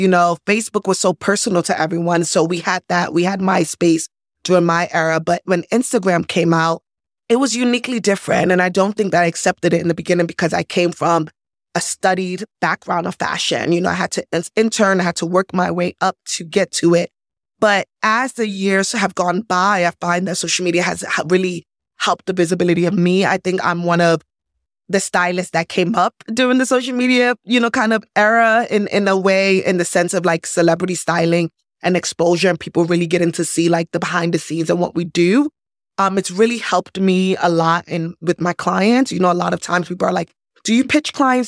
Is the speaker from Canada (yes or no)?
no; New York City, New York, United States; moved away as an adult; now in Los Angeles, United States; I'm from New York, born and bred from the Bronx